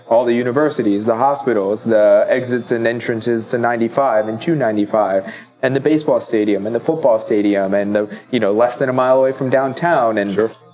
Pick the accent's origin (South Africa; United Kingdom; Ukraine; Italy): Italy; now in Baltimore, United States; I grew up in Italy, uh, mostly Italian. I'm also Filipino